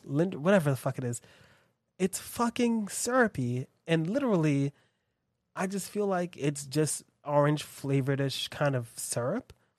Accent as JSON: {"language": "English", "country": "United States", "said": "being American and living here"}